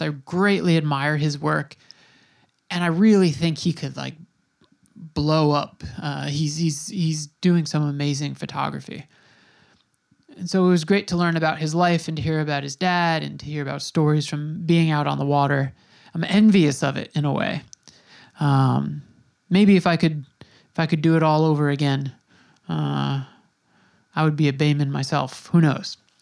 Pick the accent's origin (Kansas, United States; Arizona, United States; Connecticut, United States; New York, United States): New York, United States; Smithtown; I grew up in Smithtown. I'm an eighty-six baby.